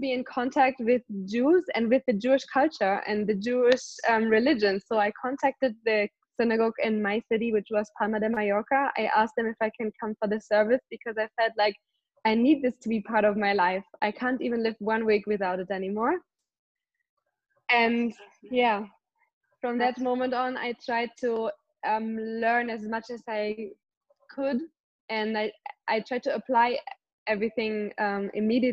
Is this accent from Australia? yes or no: no; Germany; moved away as an adult; now in Israel; I'm from Germany originally, now I live in Israel.